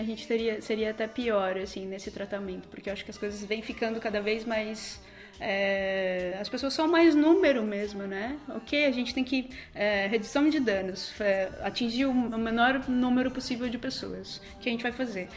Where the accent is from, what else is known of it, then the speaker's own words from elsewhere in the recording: interior of São Paulo, Brazil; moved away; nasci no interior de São Paulo, e sendo do interior